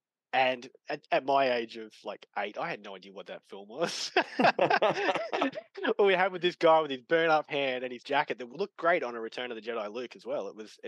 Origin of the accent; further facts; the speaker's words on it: Australia; Yeah, it's interesting. Australia, especially back, so I'm an 81 baby